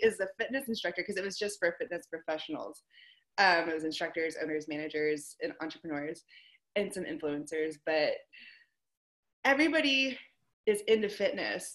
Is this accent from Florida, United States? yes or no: no; Pittsburgh, Pennsylvania, United States; moved away as an adult; also born or lived in Kansas / Texas; I'm from Pittsburgh, Pennsylvania